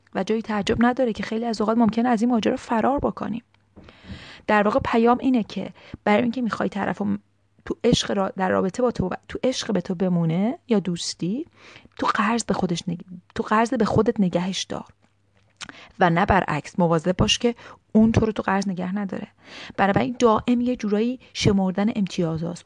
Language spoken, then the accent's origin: Persian; Iran; از تو فرهنگ ایرانی بزرگ شدیم